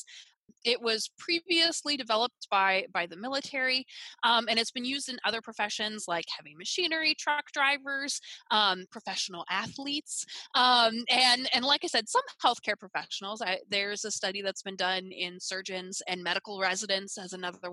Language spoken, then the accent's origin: English; Wisconsin, United States; I'm from Wisconsin